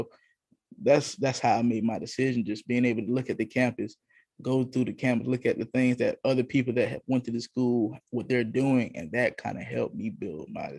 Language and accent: English; Florence, South Carolina, United States; now in Columbia, United States; I am from Florence, South Carolina, currently living in Columbia, South Carolina